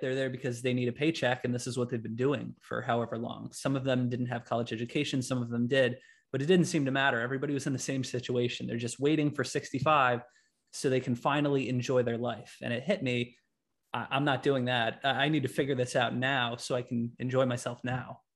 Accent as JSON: {"language": "English", "town": "Latham", "region": "New York", "country": "United States", "said": "I'm from Latham, New York."}